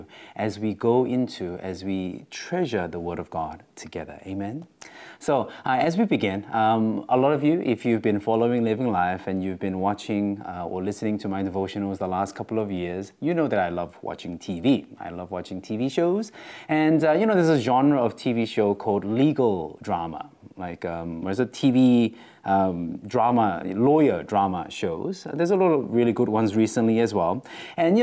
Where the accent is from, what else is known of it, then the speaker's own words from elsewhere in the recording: Australia; accent: Australian; my Australian accent